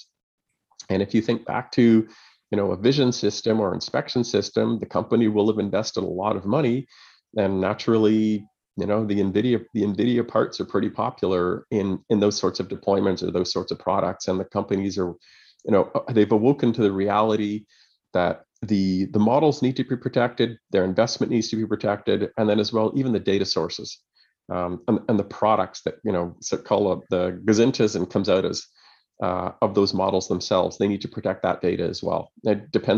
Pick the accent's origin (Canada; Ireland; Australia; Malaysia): Canada; Montreal, Quebec; moved away; also born or lived in Kingston, Canada / Ottawa, Canada; I'm originally from Montreal. Went to school there.